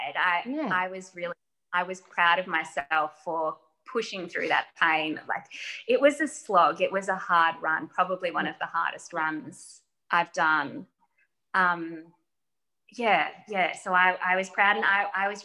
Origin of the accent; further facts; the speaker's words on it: Geelong, Victoria, Australia; because I'm from Geelong.